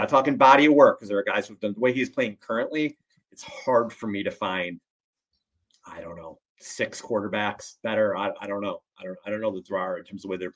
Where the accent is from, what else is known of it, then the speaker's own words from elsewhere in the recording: East Coast, United States; moved away; I grew up on the East Coast